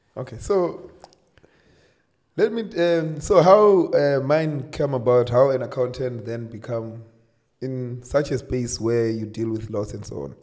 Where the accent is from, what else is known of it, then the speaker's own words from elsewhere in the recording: Limpopo, South Africa; also born or lived in Polokwane; I'm from Limpopo. Uh, I grew up from a small village called Madombija.